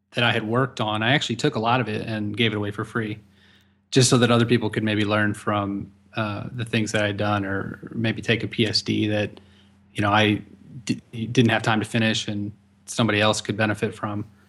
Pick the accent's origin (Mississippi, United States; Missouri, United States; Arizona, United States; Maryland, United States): Missouri, United States; St. Louis; working for another college back in my hometown, Saint Louis